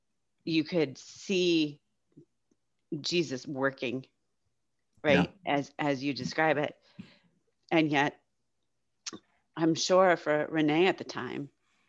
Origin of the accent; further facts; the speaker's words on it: New York, United States; I'm a New Yorker who I came to Christ in college